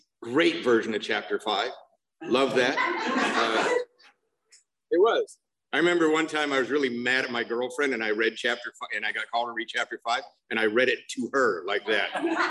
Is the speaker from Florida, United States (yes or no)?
no; Covina, California, United States; I'm from Covina, not West Covina. There's a big difference.